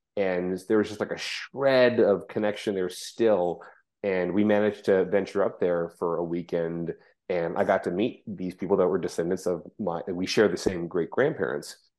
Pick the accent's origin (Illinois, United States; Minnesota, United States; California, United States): California, United States; Orange County, Southern; I grew up in Orange County, um, Southern California, not Florida